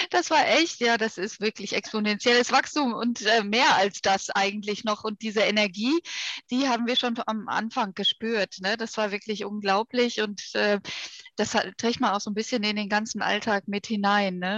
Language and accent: German; Ruhr area, North Rhine-Westphalia, Germany; Ich habe in Bochum studiert das, äh, ich komme also gebürtig äh, aus dem Ruhrgebiet, bin auch da immer geblieben.